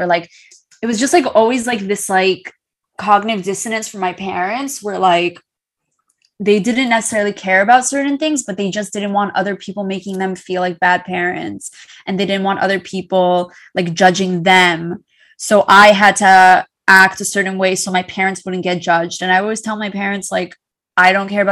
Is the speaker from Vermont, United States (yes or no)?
no; Great Neck, New York, United States; growing up in Great Neck